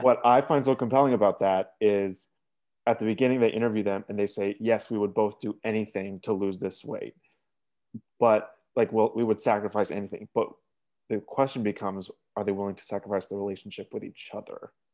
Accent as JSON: {"language": "English", "region": "Maine", "country": "United States", "also_born_or_lived": "Wisconsin", "moved": "yes", "said": "I'm from Maine"}